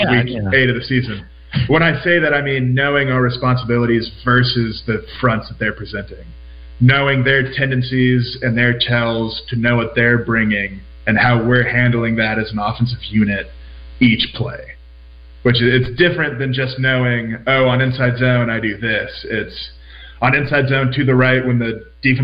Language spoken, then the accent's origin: English; Florida, United States; moved away; we're from Florida